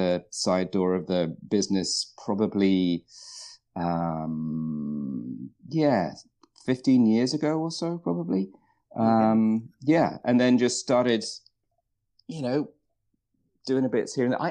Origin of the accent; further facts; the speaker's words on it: United Kingdom; moved away as an adult; now in Vancouver, Canada; I grew up in the UK, which you can probably guess from my accent.